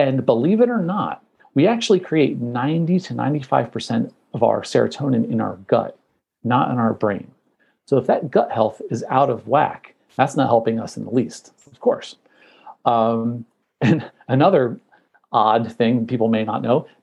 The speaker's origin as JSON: {"language": "English", "region": "New Jersey", "country": "United States", "said": "I'm from New Jersey"}